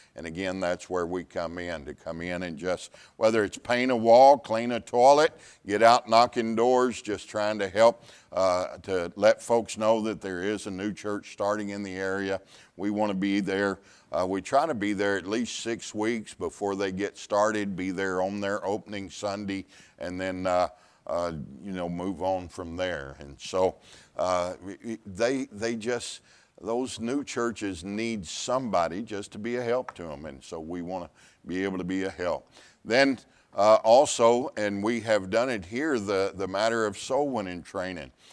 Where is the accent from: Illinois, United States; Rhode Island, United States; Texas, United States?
Texas, United States; Pasadena; Ten years pastoring in Pasadena, Texas, my hometown